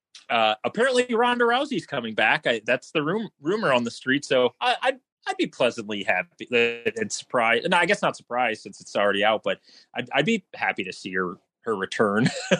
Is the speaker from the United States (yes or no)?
yes; St. Louis, Missouri, United States; I am attending the Royal Rumble as it's in my hometown, St. Louis, this Saturday.